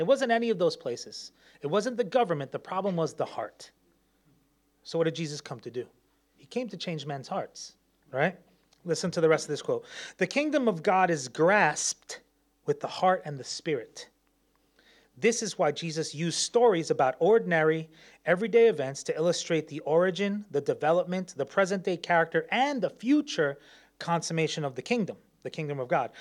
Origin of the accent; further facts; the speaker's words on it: New York, United States; moved away; I'm from New York